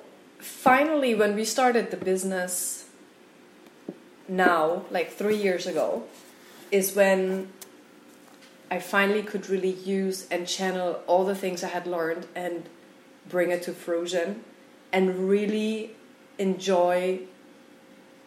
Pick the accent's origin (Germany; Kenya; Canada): Germany; moved away as an adult; also born or lived in Mexico; I'm from Germany originally.